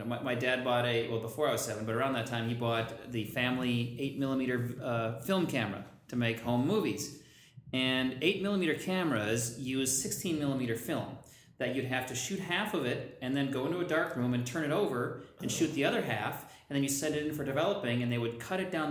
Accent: Minneapolis, Minnesota, United States; I grew up in Minneapolis

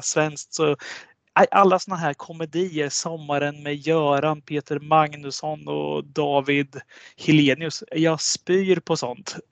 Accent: Sweden; vi svenskar

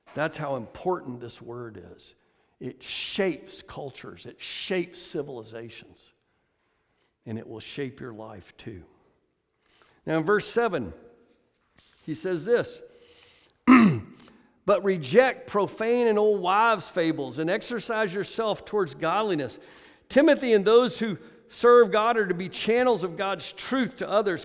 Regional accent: Atlanta, Georgia, United States; moved away; I'm from Atlanta

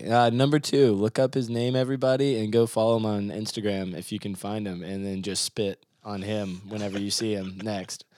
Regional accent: Mount Juliet, Tennessee, United States; I grew up in Mount Juliet

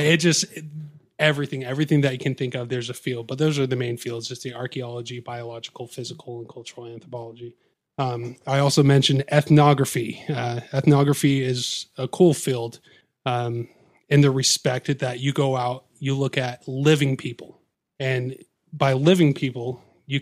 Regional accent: Olympia, Washington, United States; also born or lived in Seattle, Washington; I was raised in the Northwest

